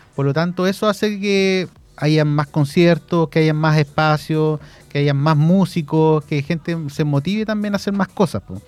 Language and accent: Spanish; Concepción, Biobío, Chile; also born or lived in Santiago; yo que venía de Conce, me fui de Conce a Santiago